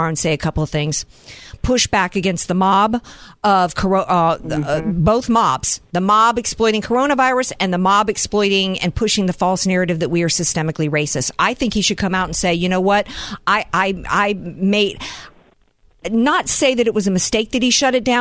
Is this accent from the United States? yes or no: yes; Deep South, United States; I grew up in the Deep South.